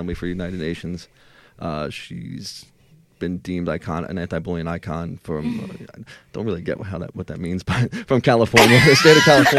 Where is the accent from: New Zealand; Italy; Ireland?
Ireland; I am Irish. I have a stubborn, you know, head a little bit.